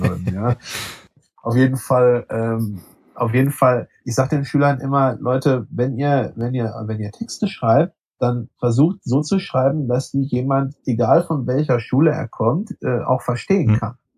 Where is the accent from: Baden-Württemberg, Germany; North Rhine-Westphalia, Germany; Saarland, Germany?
North Rhine-Westphalia, Germany; Sauerland; mir als Sauerländer